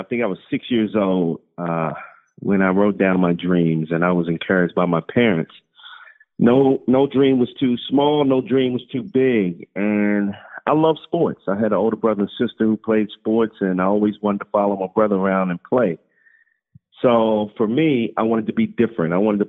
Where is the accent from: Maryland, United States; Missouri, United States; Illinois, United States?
Maryland, United States; Baltimore; So my dream school growing up in Baltimore was University of Maryland.